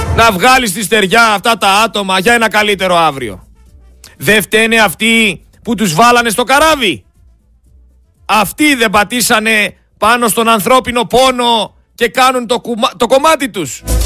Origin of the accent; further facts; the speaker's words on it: Greece; σαν Έλληνας πολίτης